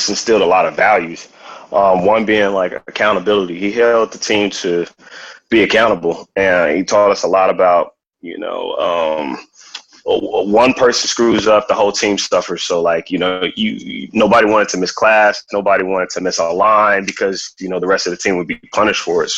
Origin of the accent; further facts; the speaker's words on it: Inglewood, California, United States; I'm from Inglewood